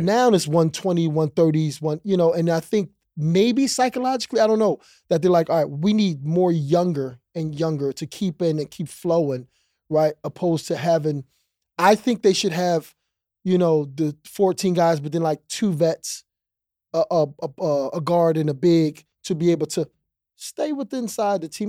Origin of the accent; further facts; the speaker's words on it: East Coast, United States; moved away as an adult; also born or lived in Houston; I'm a East Coast kid.